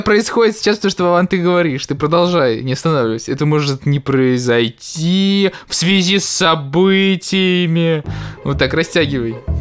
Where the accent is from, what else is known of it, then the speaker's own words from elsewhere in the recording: Russia; moved away; мы, типа, из России.